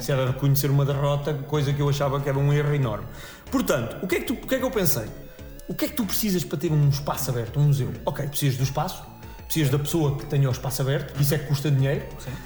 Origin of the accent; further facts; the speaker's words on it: Cantanhede, Centro, Portugal; also born or lived in Coimbra; É Cantanhede, onde eu cresci e onde vivo novamente